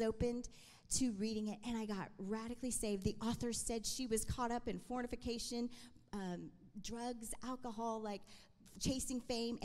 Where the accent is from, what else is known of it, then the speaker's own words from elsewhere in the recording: Allen, Texas, United States; I am from Allen, Texas, and I just love that I am Latina